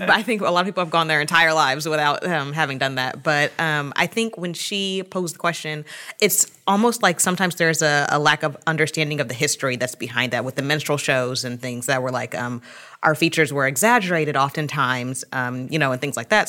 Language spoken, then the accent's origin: English; Atlanta, Georgia, United States; moved away as an adult; I am originally from Atlanta, so this cold weather is definitely something new for me